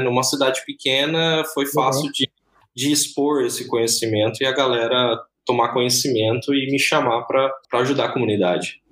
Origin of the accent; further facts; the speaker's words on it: Bilac, São Paulo, Brazil; accent: R puxado; moved away; eu venho de uma cidade lá do interior de São Paulo, eu tenho esse R puxado, né? É, de uma cidade chamada Bilac